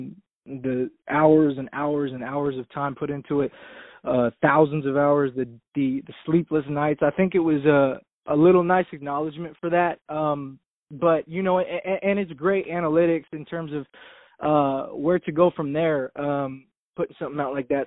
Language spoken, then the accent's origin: English; Ventura, California, United States; I'm from Ventura, California, right outside Los Angeles